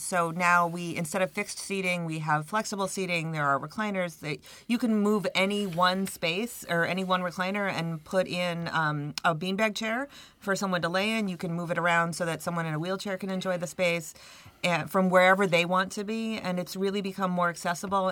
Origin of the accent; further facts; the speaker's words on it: Brockport, New York, United States; moved away; I'm from Brockport, I've been gone for 30 years, but I'm originally from the area